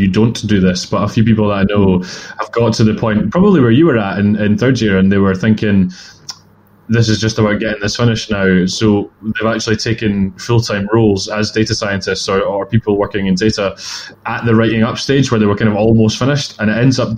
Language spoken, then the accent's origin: English; Edinburgh, Scotland, United Kingdom; I'm from Edinburgh